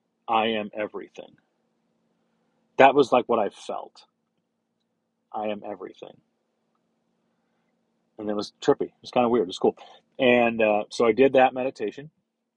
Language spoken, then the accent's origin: English; St. Louis, Missouri, United States; I grew up in St. Louis, in a neighborhood in South St. Louis called Dogtown.